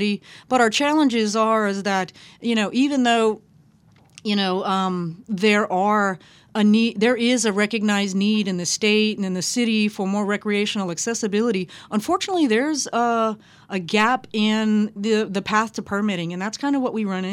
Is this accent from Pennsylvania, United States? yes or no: no; Lafayette, Louisiana, United States; now in New Orleans, United States; I'm Cajun Cherokee, born in Lafayette, lived all over the state, and I'm really drawn to the water, and I moved to New Orleans 2 months before Katrina.